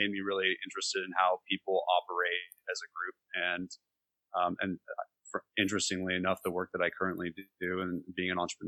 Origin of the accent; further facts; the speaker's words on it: California, United States; moved away as an adult; also born or lived in Los Altos Hills, California / Los Angeles, California; now in Nashville, United States; I'm from California. So, born in Los Altos Hills near Palo Alto before Silicon Valley, back when it was acres of cows and gravel road, and moved to Los Angeles and went back up north to college